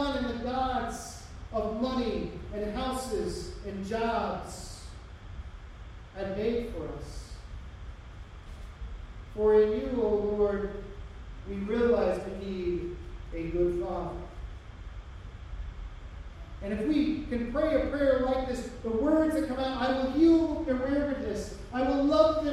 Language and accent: English; United States; as American Christians